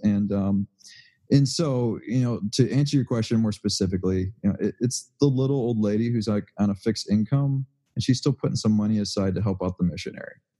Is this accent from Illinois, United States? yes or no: yes; Waukegan, Illinois, United States; I grew up in Waukegan